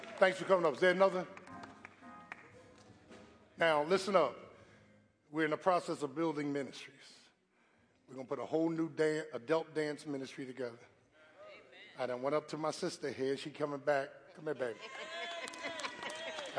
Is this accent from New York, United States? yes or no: no; Philadelphia, Pennsylvania, United States; I'm from South Philly.